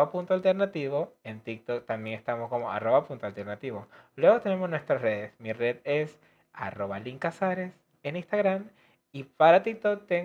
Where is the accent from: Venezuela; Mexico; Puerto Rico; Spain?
Venezuela; now in Argentina; Víctor es em, con quien yo me vine de Venezuela y recorrimos todos estos procesos.